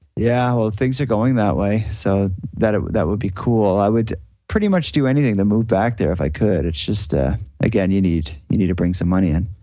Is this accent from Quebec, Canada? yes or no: no; Sydney, Nova Scotia, Canada; I'm from Sydney, which is like the biggest city in Cape Breton